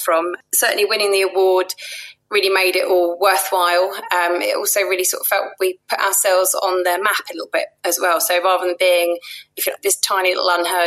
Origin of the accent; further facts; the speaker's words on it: London, United Kingdom; I grew up in Penge